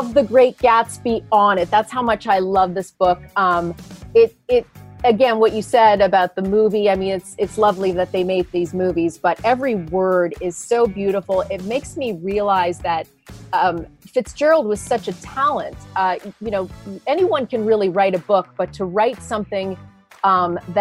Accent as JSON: {"language": "English", "country": "Canada", "tie": "born or raised there", "also_born_or_lived": "New York City", "moved": "as an adult", "lives_now": "Long Island, United States", "said": "a girl growing up in Canada and having the American dream happen. And I live on Long Island"}